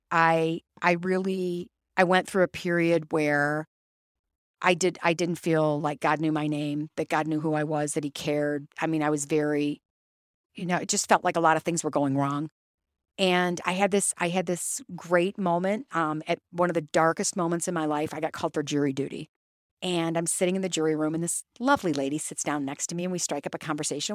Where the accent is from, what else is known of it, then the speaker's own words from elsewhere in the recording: Toledo, Ohio, United States; I grew up in, I grew up in Toledo.